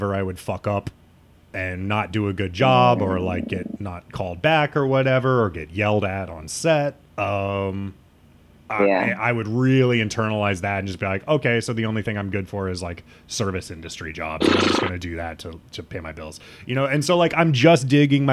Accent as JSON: {"language": "English", "region": "Midwest", "country": "United States", "moved": "as an adult", "lives_now": "New York, United States", "said": "coming from the Midwest"}